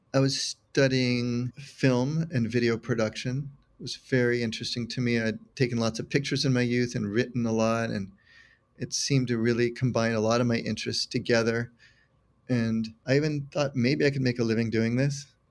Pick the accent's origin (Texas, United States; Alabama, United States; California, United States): California, United States; San Carlos; also born or lived in San Mateo, California; Was raised in San Carlos, California, all within about thirty minutes drive of San Francisco, just south.